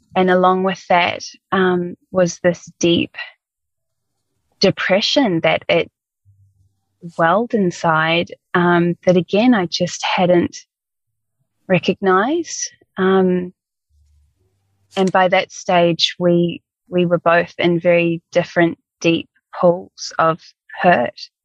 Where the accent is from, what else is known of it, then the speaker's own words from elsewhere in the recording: New Zealand; moved away; we're both from New Zealand